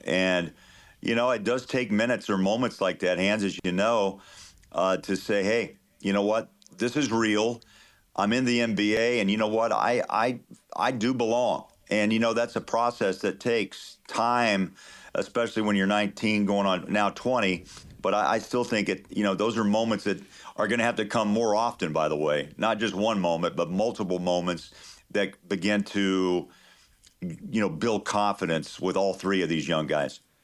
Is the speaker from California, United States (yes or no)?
no; Kansas, United States; moved away; I grew up in Kansas